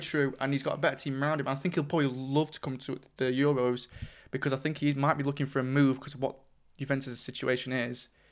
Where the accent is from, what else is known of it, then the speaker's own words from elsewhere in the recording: England, United Kingdom; we're English